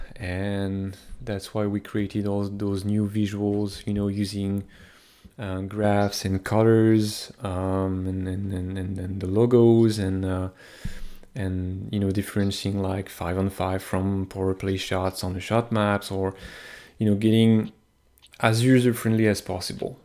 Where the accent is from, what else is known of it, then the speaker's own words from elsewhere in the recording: France; moved away as an adult; now in Montreal, Canada; I was born in France, but I, I live in Montreal since, I've been living in Montreal since twenty eleven, ten years now